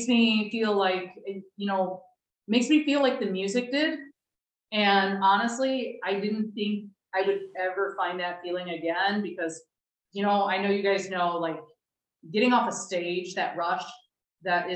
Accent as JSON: {"language": "English", "country": "United States", "moved": "as an adult", "lives_now": "Spain", "said": "I'm American"}